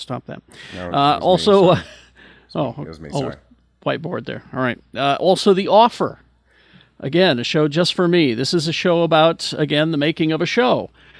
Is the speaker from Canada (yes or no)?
no; Utah, United States; born or raised there